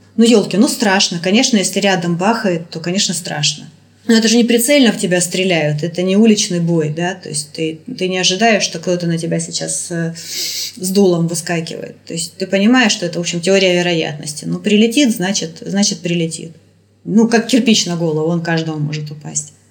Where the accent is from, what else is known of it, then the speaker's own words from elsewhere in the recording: Kharkiv, Kharkiv Oblast, Ukraine; moved away as an adult; now in Moscow, Russia; Я украинка. Я выросла, я родилась в Харькове, я выросла в Харькове, я закончила Харьковский университет